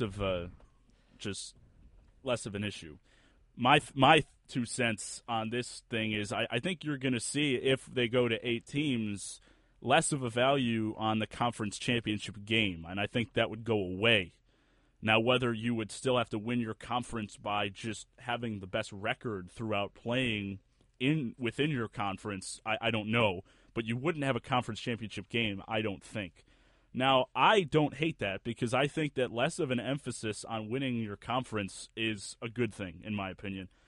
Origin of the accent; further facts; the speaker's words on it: Buffalo, New York, United States; my hometown university at Buffalo Bulls